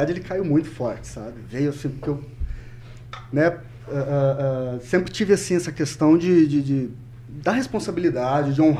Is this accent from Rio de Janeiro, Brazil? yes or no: no; Cornélio Procópio, Paraná, Brazil; moved away as an adult; also born or lived in Curitiba / Londrina / Ponta Grossa; nasci né, em Cornélio Procópio, vivi lá até os meus 18 anos, com 19 anos eu saí de Cornélio, fiz uma breve passagem por Curitiba